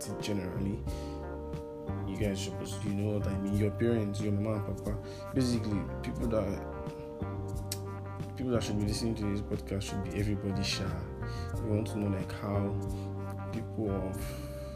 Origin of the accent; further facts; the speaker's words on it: Nigeria; I'm an African, I'm a Nigerian too